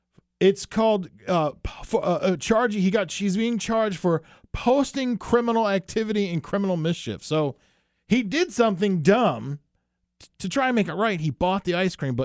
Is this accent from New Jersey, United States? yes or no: yes; New Jersey, United States; I'm from New Jersey.